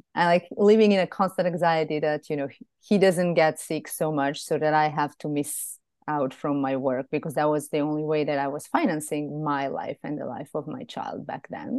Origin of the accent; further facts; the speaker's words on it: Serbia; moved away as an adult; also born or lived in Belgrade; now in Greece; back in Serbia, in my hometown, which is a smaller town.